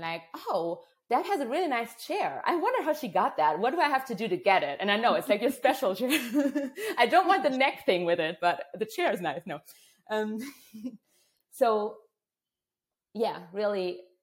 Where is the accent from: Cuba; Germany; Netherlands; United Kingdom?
Germany; moved away; I'm from Germany originally, a culture that's very right, wrong, black, white, good, bad thinking oriented